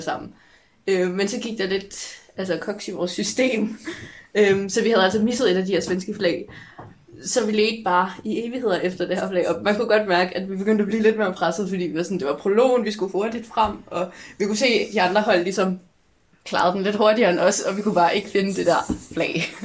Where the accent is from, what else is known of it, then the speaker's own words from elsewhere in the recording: Hillerød, Capital Region of Denmark, Denmark; jeg kommer fra Hillerød